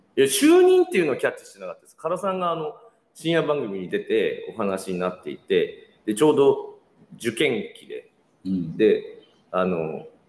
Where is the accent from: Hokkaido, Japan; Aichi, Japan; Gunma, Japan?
Aichi, Japan; Nagoya; moved away; 同じ名古屋界隈